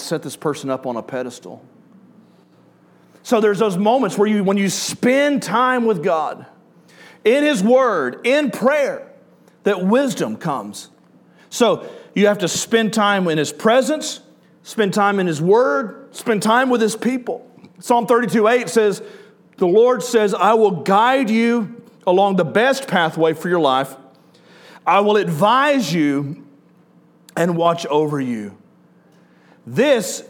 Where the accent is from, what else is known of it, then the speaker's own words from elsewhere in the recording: Killen, Alabama, United States; my hometown in Center Star and Killen into Florence